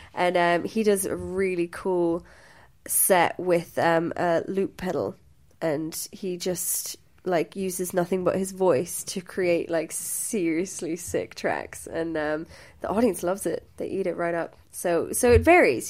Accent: Limerick, Munster, Ireland; also born or lived in Wembley, London, United Kingdom; I am from Limerick

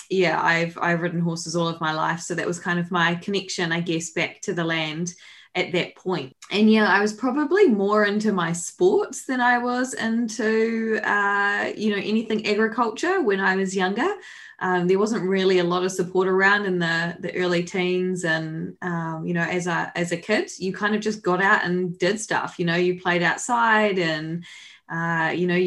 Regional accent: Whanganui, Manawatū-Whanganui, New Zealand; I grew up in Whanganui

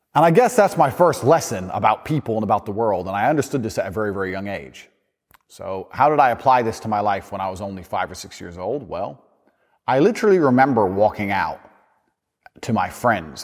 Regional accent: Chicago, Illinois, United States; I grew up in Chicago

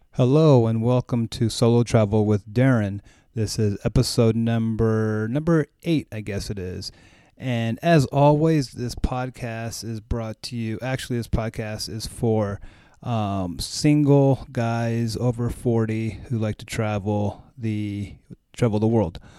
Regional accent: United States; I'm American

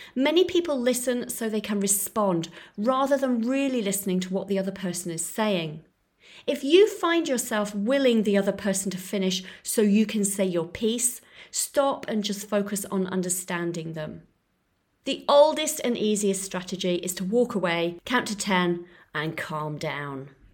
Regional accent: Florence, Tuscany, Italy; Starbucks had recently popped up in my hometown of Florence

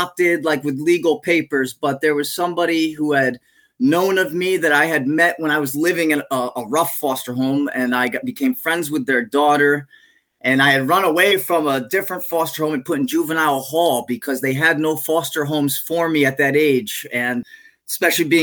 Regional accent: Connecticut, United States; also born or lived in New England; now in Central Florida, United States; Lived in many different towns around Connecticut, primarily until I was 16.

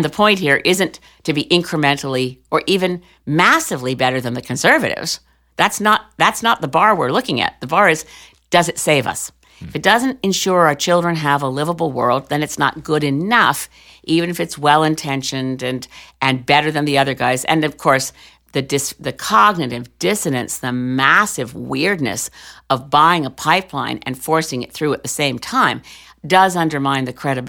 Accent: Canada; Hi, I'm Canadian. I'm a Canadian member of Parliament.

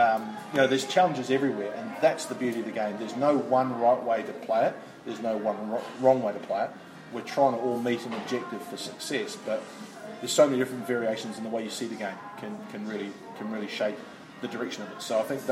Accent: Christchurch, Canterbury, New Zealand; moved away as an adult; also born or lived in United Kingdom; I'm from Christchurch and I played through the age grade system, but I left New Zealand

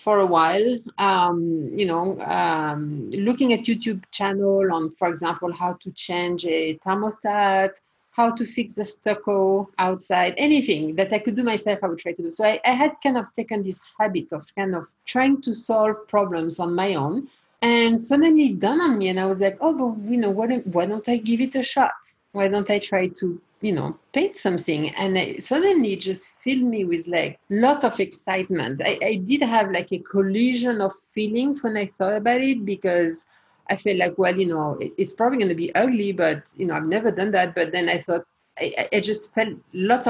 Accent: France; moved away as an adult; now in United States; I was born and raised in France, and I left France when I was about 19 years old, came to the US

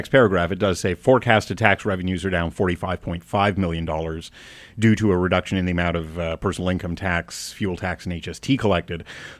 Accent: Alberta, Canada; I grew up in Alberta, yeah.

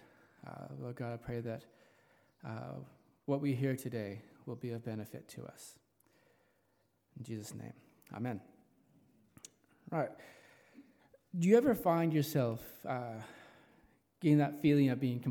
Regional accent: Los Angeles, California, United States; also born or lived in New Zealand; now in Richmond, New Zealand; As you can tell from my accent, I'm not a local. I originate from Los Angeles, California

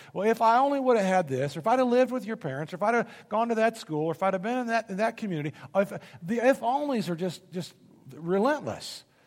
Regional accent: Indianapolis, Indiana, United States; moved away as an adult; I grew up in Indianapolis, Indiana.

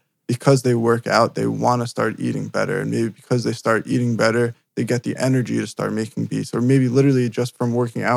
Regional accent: New Jersey, United States; I'm from New Jersey

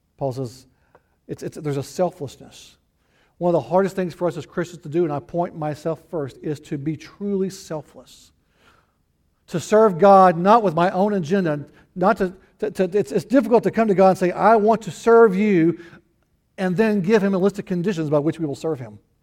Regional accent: the Ozarks, United States; moved away; also born or lived in Texas / Houston; I was raised in the Ozarks

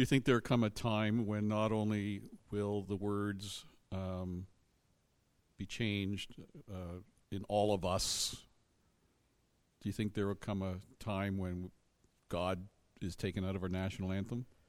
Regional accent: Canada

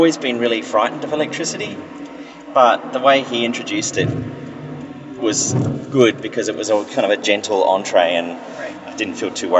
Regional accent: Australia; moved away as an adult; also born or lived in Sydney, Australia; now in San Diego, United States; It's also being an Australian and having that whole story to explain.

